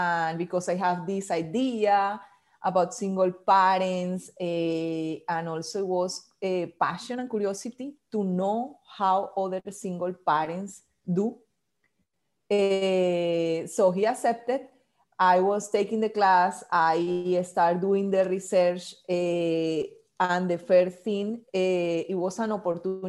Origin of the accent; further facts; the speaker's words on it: Barranquilla, Atlántico, Colombia; English is a second language; moved away as an adult; now in Washington, D.C., United States; I live in Washington, D.C. 11 years ago, but I'm from Colombia, from South America, from a small city called Barranquilla that is in the coast